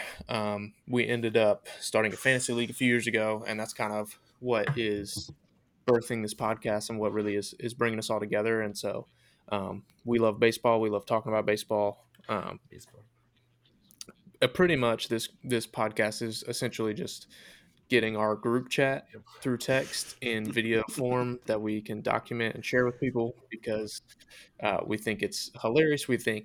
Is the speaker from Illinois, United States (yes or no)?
no; Wilson, North Carolina, United States; I am originally from Wilson, North Carolina, in eastern North Carolina, around Raleigh.